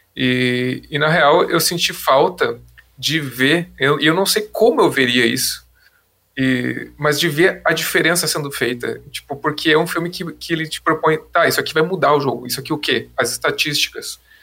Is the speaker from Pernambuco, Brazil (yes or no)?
no; Porto Alegre, Rio Grande do Sul, Brazil; a gente é de Porto Alegre